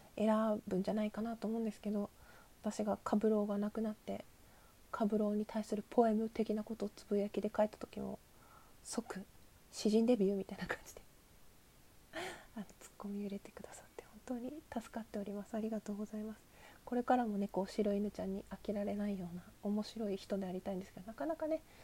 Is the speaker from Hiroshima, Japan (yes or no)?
no; Asahikawa, Hokkaido, Japan; 私はですね北海道は旭川市出身で